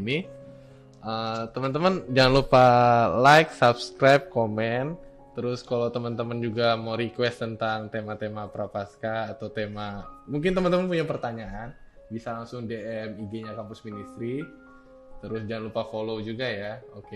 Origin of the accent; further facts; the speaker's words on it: Bogor, West Java, Indonesia; moved away as an adult; now in Yogyakarta, Indonesia; saya kan nih asalnya dari Bogor